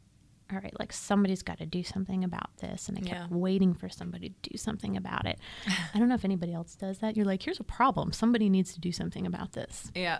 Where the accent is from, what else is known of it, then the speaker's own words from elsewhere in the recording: United States; as an American who grew up in a lower middle income family with a knowledge of poverty